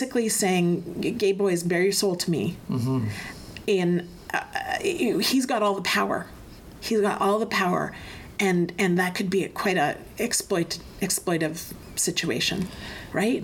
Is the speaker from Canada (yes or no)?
yes; Hinton, Alberta, Canada; the area that I grew up, which is Hinton, Alberta